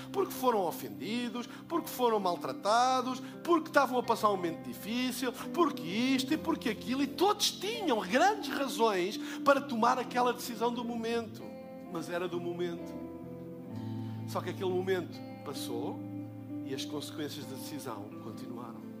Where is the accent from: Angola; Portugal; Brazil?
Portugal; eu sou de Portugal